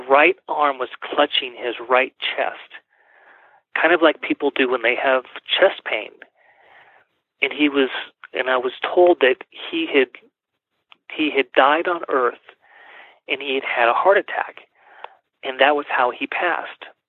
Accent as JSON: {"language": "English", "region": "California", "country": "United States", "moved": "as an adult", "lives_now": "Colorado Springs, United States", "said": "I am originally from California, mm-hmm. but have lived in Colorado, in Colorado Springs about 20 years now"}